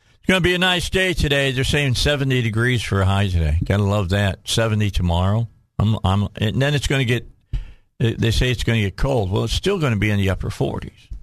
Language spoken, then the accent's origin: English; Chicago, Illinois, United States; moved away as an adult; now in Cabot, United States; I grew up outside of Chicago.